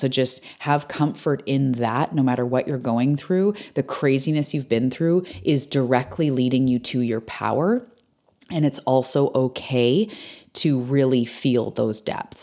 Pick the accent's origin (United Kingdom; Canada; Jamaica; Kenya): Canada; British Columbia; I'm a Canadian on my island, Vancouver Island